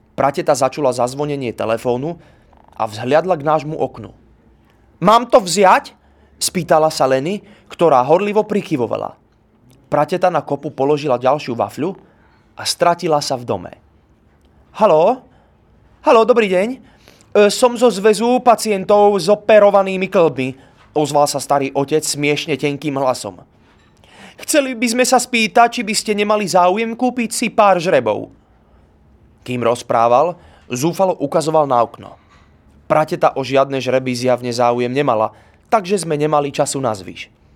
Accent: Bratislava, Bratislava Region, Slovakia; Narodil som sa v Bratislave, nie v Sobranciach.

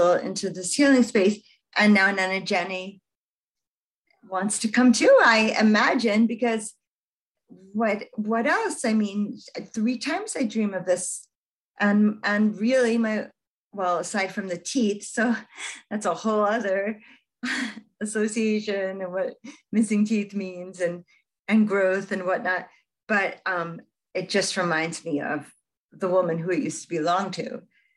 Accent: United States; I'm a Jewish girl growing up in America, a largely Christian nation.

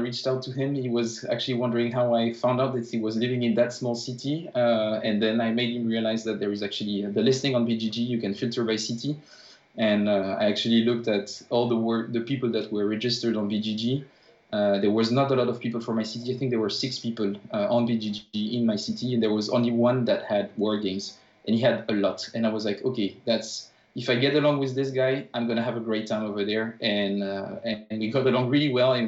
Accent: France; moved away as an adult; also born or lived in Paris; now in Vejle, Denmark; I'm actually French, and I've been living in Denmark for the last 2 years and a half.

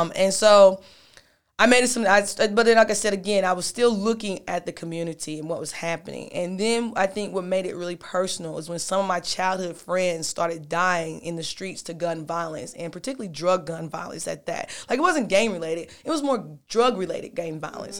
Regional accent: Knoxville, Tennessee, United States; I'm born and raised, I'm from Knoxville, Tennessee

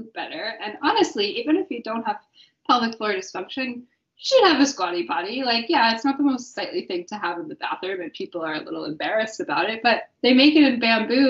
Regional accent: Wyoming, United States; growing up in Wyoming

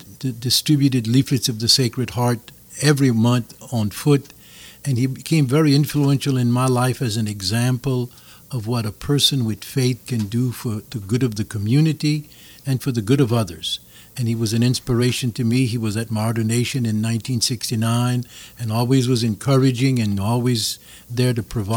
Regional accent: Arnaudville, Louisiana, United States; I was born in Arnonville in the summer of 42, went to Little Flower Convent

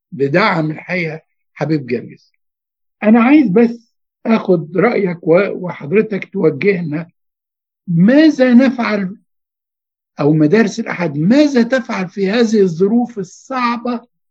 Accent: Giza Governorate, Egypt; انا اتربيت في الجيزه على فكره من سنه 60

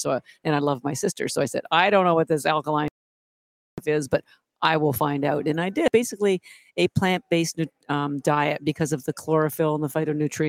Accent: Canada; moved away as an adult; now in Boston, United States; I'm actually Canadian

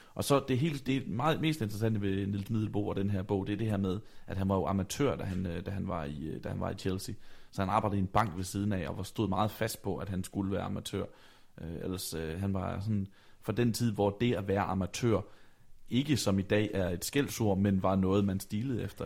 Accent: Vejle, Southern Denmark, Denmark; da jeg bor øh, hjemme i Vejle, øh, hvor jeg kommer fra. Jeg er på daværende tidspunkt 16 år gammel

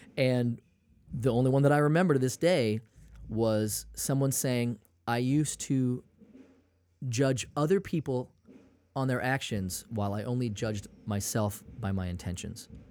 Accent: Maine, United States; I'm from, I'm from Maine

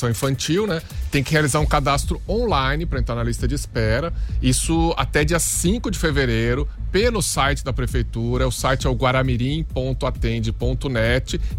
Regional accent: Porto Alegre, Rio Grande do Sul, Brazil; Eu sou de Porto Alegre

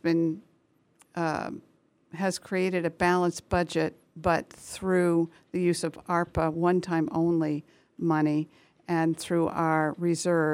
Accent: Foxborough, Massachusetts, United States; also born or lived in Plymouth, Massachusetts; now in Belchertown, United States; The town that I grew up in, though, was Foxborough

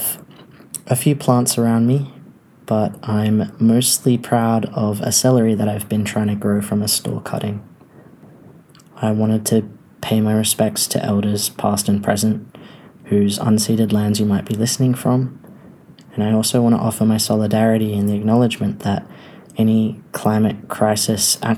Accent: Whadjuk Noongar country, Western Australia, Australia; also born or lived in Wurundjeri lands (Melbourne area); now in Melbourne, Australia; I'm currently recording on Wurundjeri lands, but I was raised on Whadjuk Noongar country.

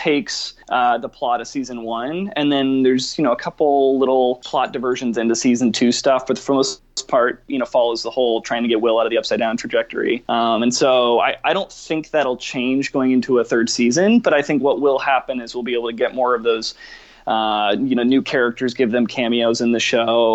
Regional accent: Atlanta, Georgia, United States; Atlanta's my hometown too

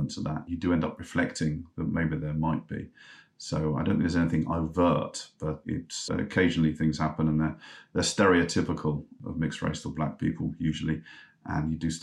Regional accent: London, United Kingdom; If you ask me where I'm from and I tell you I'm from North London, then I'm from North London

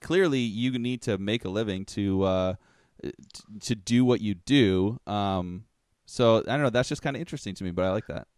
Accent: Toronto area, Ontario, Canada; we're from, we're from Canada, the Toronto area

